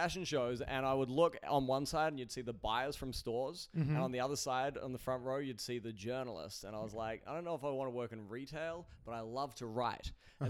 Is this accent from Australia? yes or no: no; New Zealand; now in New York, United States; I was born and raised in New Zealand.